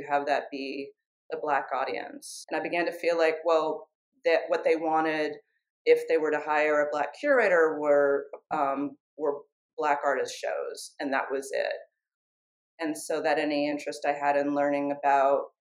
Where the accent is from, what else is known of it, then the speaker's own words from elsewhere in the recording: San Francisco, California, United States; moved away as an adult; I was back in California in my hometown of San Francisco